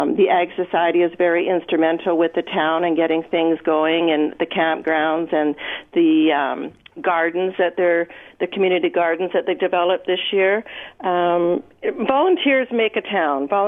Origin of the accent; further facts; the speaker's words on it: Edmonton, Alberta, Canada; moved away as an adult; now in Bruderheim, Canada; we moved in here in Bruderheim in 1976, and I was born and raised in Edmonton.